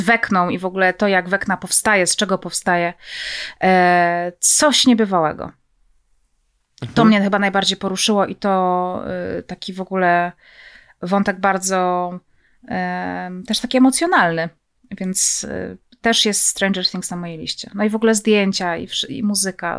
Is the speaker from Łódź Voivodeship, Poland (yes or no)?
no; Zabrze, Silesian Voivodeship, Poland; Ja pochodzę z Zabrza, więc Gliwice są tuż obok.